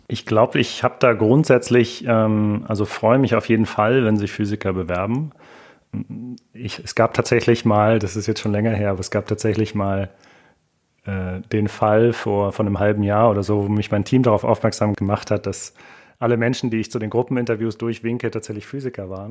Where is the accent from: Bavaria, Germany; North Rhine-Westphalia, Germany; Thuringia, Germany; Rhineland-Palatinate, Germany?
Bavaria, Germany; rural area south of Munich; auf dem Land südlich von München, wo ich herkomme